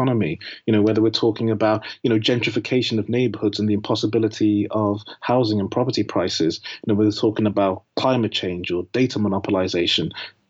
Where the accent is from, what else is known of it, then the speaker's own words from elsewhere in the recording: the Northwest, North West England, United Kingdom; I grew up in the Northwest